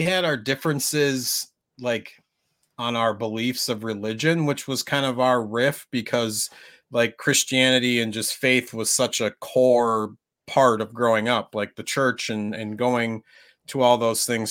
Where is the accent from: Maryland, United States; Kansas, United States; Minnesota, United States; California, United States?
Minnesota, United States; I grew up in Minnesota, which was a very white area